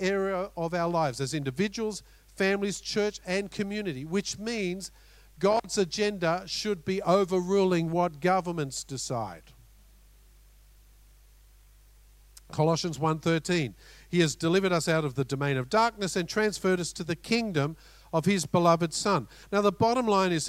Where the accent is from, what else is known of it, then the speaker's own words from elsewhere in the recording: Australia; We're both Aussies